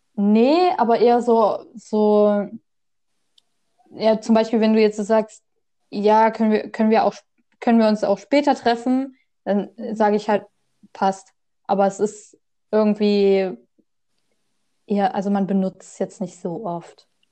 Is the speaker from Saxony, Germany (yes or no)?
yes; Saxony, Germany; ich komme aus Sachsen